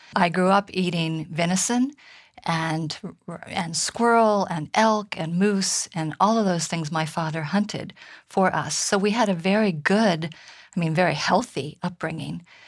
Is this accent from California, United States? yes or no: yes; High Sierra, California, United States; I grew up in the High Sierra here in California